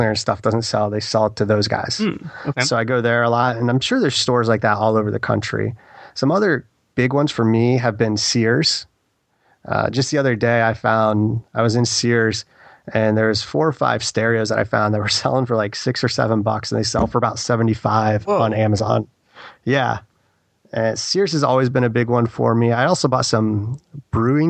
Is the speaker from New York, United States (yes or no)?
no; Ohio, United States; I'm from Ohio